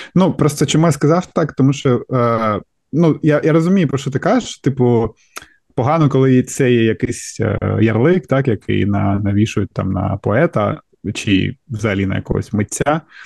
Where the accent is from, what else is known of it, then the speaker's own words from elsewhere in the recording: Kharkiv, Kharkiv Oblast, Ukraine; я з Харкова і. Е, все життя там прожив